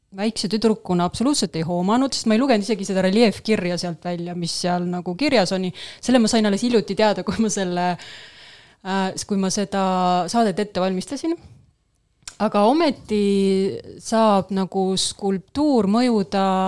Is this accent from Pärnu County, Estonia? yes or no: no; Paide, Järva County, Estonia; mina olen Paidest pärit